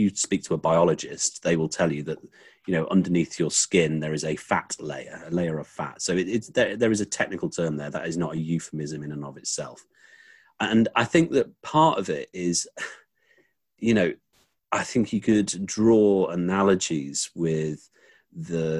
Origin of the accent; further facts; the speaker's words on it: England, United Kingdom; as someone English